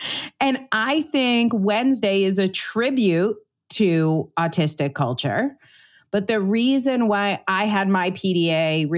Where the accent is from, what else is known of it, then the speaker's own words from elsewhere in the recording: Connecticut, United States; I grew up in Connecticut